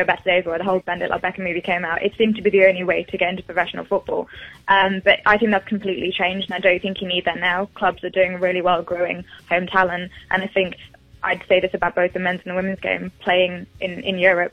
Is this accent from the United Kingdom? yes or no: yes; England, United Kingdom; I'm English